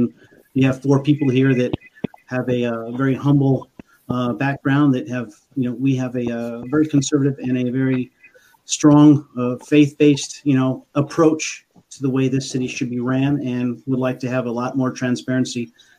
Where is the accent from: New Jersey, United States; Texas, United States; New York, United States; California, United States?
Texas, United States; San Antonio; also born or lived in Turkey / Germany / Spain; I'm from San Antonio, Texas.